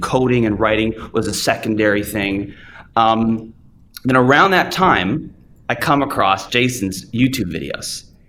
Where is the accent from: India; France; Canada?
Canada; moved away as an adult; also born or lived in Hollywood, United States; I'm from Canada, I come to the US